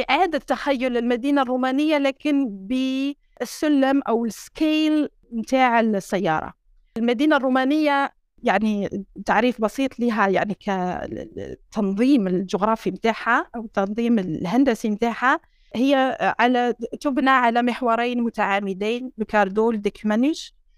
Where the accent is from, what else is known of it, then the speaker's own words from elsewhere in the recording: Sétif, Sétif Province, Algeria; moved away; سطيف اوله مدينتي